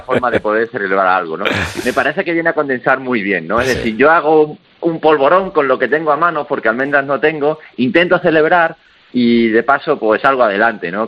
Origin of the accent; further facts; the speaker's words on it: Extremadura, Spain; nosotros somos los dos de Extremadura